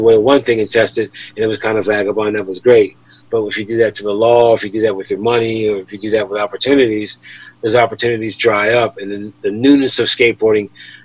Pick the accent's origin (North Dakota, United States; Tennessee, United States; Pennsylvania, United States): Pennsylvania, United States; Philadelphia; also born or lived in Delaware; As a kid growing up in Philly